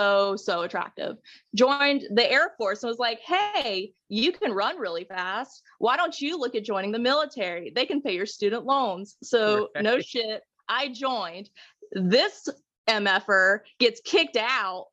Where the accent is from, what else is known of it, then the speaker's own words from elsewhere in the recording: Hickory, North Carolina, United States; accent: Southern drawl; moved away as an adult; also born or lived in Orlando, Florida; now in Tennessee, United States; whenever I was 9, we moved up to small town North Carolina near Hickory, Lenore area. Okay. And I consider that my hometown. Got that Southern drawl now